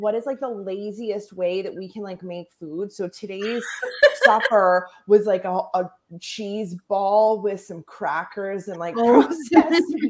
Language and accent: English; the Prairies, Canada; I'm from Canada. I'm from the prairies